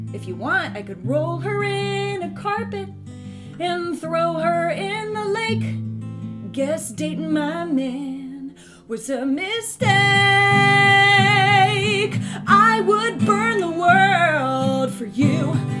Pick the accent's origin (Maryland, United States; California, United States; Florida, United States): Florida, United States; also born or lived in Beacon / Harlem / Texas; now in Poughkeepsie, United States; I live in Poughkeepsie right now. I'm actually from Florida, but I lived in Beacon for 3 years. And then before that, I lived in Harlem. And then before that, I lived in Texas.